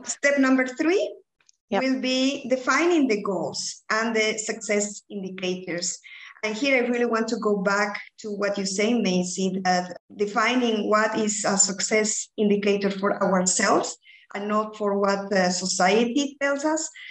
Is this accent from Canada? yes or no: no; Bolivia; English is a second language; moved away as an adult; also born or lived in United Kingdom / Belgium; now in Ghent, Belgium; I'm originally from Bolivia, but I've been living in Belgium since 2007.